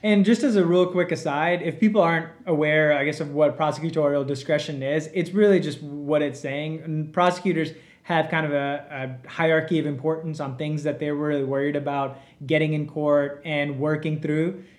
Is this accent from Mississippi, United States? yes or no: yes; Mississippi, United States; also born or lived in India / Georgia; I've grown up in Mississippi